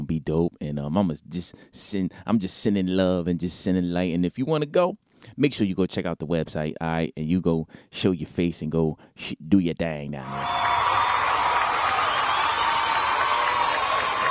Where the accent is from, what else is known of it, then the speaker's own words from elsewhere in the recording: Newark, New Jersey, United States; in my hometown, my city, Newark, New Jersey